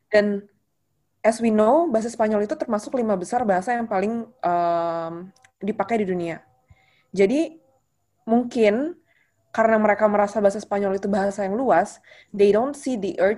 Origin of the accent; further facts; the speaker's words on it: Jakarta, Indonesia; mungkin sebagai orang Jakarta kayak kita nggak kekurangan energi men